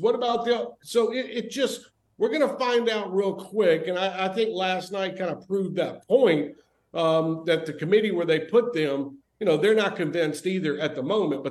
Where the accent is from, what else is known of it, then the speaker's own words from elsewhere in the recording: Mobile, Alabama, United States; growing up in Mobile, Alabama